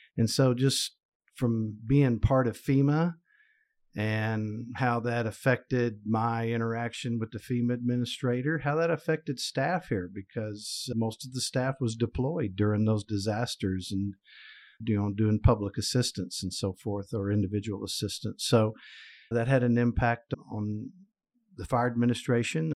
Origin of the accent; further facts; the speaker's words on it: Oklahoma, United States; my home state, sadly to say, Oklahoma